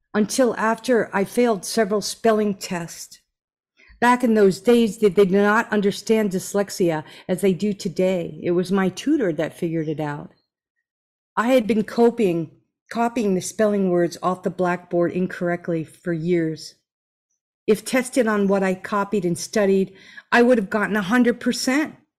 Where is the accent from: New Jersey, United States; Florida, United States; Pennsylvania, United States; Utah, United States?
New Jersey, United States; now in Hawaii, United States; You're in my home state, New Jersey